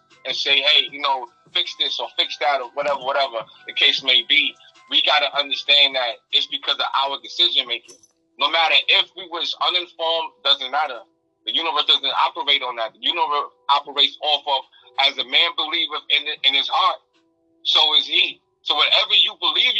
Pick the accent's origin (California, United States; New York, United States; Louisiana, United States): New York, United States; New York City; now in South Carolina, United States; I'm originally from Jamaica, Queens, New York, South Side, Jamaica, Queens.